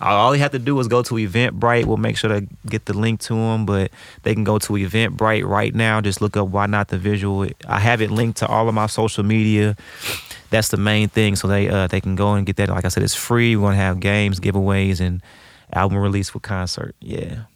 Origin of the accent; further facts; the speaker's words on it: St. Louis, Missouri, United States; I grew up on Shenandoah